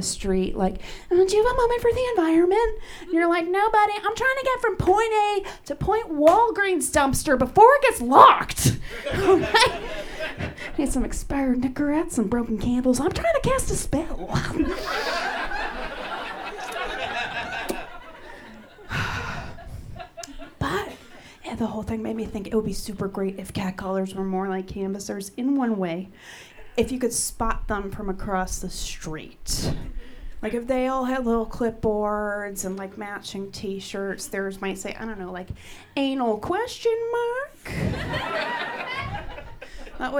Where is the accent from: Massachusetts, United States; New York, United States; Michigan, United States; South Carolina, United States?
Massachusetts, United States; Lynn; I'm from Boston. I'm from a town north of Boston called Lynn.